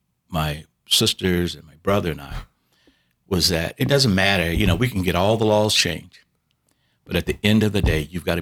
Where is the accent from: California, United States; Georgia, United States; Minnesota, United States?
Georgia, United States; Savannah; moved away as an adult; also born or lived in Tuskegee, Alabama / Boston; I grew up in Savannah, Georgia